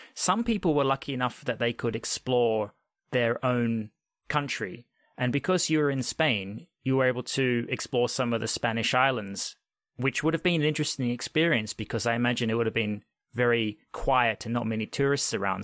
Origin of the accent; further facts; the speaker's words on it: Australia; moved away; I grew up in Australia and I spent many years in a town probably similar size to you